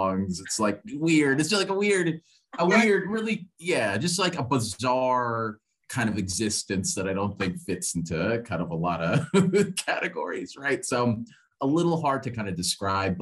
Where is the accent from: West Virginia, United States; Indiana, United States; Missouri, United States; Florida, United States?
Missouri, United States; Kansas City; I'm from Kansas City, Missouri, originally.